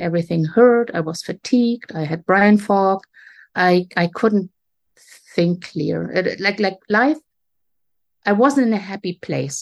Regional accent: Germany; moved away as an adult; also born or lived in Atlantic Canada; now in Canada; I grew up in Germany, but right now I'm on the east coast of Canada

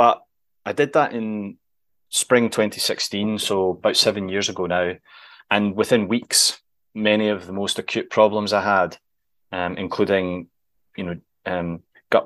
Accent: Scotland, United Kingdom; we're both Scottish

